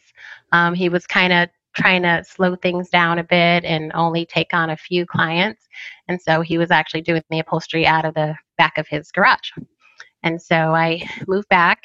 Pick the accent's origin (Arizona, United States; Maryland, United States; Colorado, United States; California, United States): Arizona, United States; Phoenix; also born or lived in Tempe; So I am a native of Arizona. I was born in Phoenix